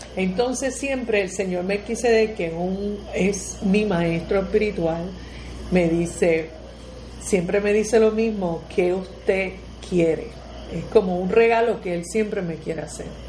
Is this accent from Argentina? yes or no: no; Puerto Rico; cómo somos los puertorriqueños